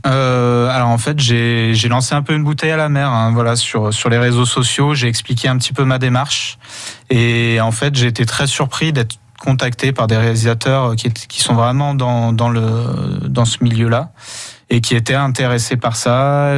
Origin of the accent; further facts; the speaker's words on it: Saint-Étienne, Auvergne-Rhône-Alpes, France; moved away as an adult; also born or lived in Franche-Comté; me voilà de retour dans ma région d'origine à Saint-Étienne